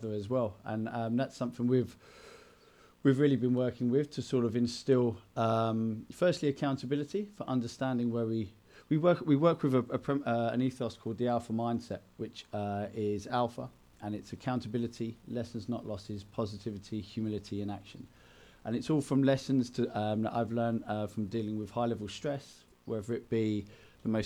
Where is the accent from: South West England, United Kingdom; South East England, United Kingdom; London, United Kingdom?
London, United Kingdom; Enfield; moved away; I grew up in Enfield in North London